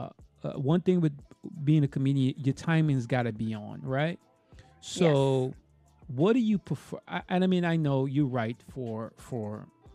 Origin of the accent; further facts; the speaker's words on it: New York City, New York, United States; I'm from Brooklyn